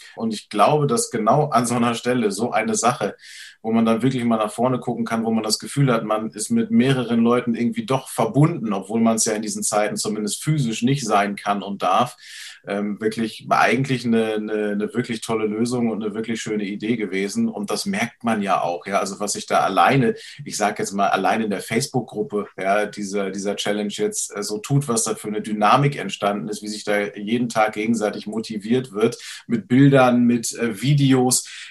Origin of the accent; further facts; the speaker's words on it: Schleswig-Holstein, Germany; bei uns in Schleswig-Holstein